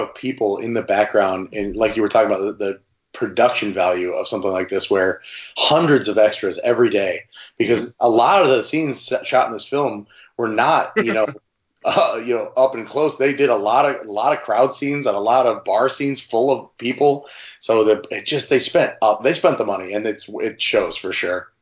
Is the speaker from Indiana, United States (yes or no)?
yes; La Porte, Indiana, United States; my hometown where I live currently, Laporte, Indiana.